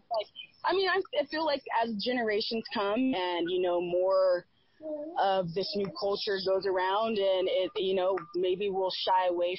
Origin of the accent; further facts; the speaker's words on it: Fresno, California, United States; from Fresno. My family, my grandparents are from Little Rock, Arkansas.